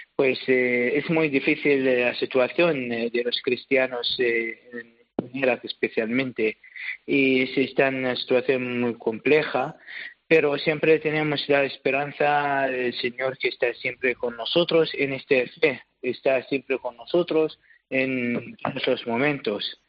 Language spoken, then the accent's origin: Spanish; Iraq; Spanish is a second language; moved away as an adult; now in Albacete, Spain; es mi tierra, la tierra de donde he nacido, y donde he educado toda mi familia